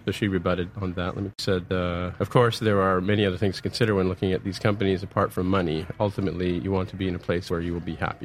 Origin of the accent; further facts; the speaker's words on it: San Francisco, California, United States; San Francisco, born and raised